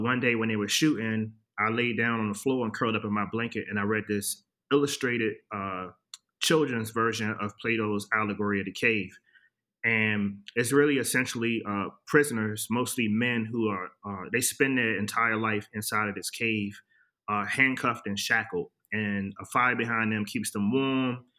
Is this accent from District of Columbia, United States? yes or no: yes; Washington, District of Columbia, United States; I'm from Washington, D.C. I grew up there during the late 80s, early 90s